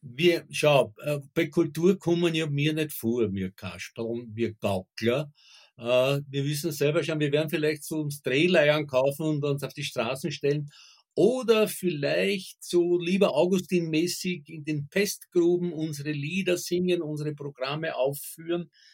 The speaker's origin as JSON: {"language": "German", "region": "Southern Burgenland", "country": "Austria", "tie": "born or raised there", "said": "ich kann mich als Kind noch erinnern an so Dorfschandamen im, im Südburgenland"}